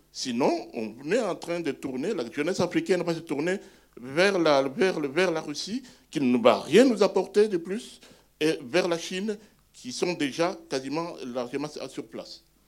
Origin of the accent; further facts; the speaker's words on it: Bukavu, South Kivu, DR Congo; moved away; Je suis originaire moi-même de Bukavu. Je suis né à Bukavu, j'ai étudié à Bukavu